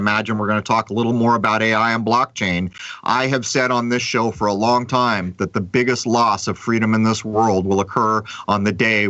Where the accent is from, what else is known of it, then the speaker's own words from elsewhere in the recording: San Diego, California, United States; moved away; I grew up in San Diego, and when I left there